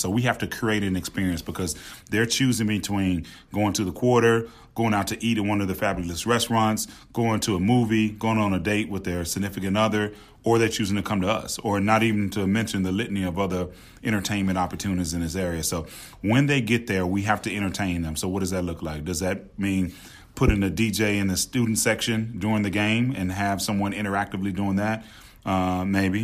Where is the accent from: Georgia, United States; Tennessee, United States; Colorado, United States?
Tennessee, United States; Memphis; also born or lived in Winston-Salem, North Carolina; now in New Orleans, United States; I'm from Memphis